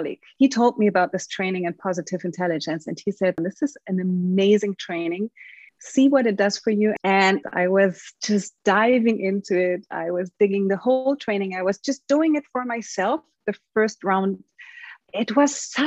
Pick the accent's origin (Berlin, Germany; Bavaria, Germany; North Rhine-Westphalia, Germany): Bavaria, Germany; Munich; moved away as an adult; also born or lived in Rio de Janeiro, Brazil; Now I'm juggling my life between Munich, my hometown, where I still have my mother and my old friends, and Brazil, Rio de Janeiro.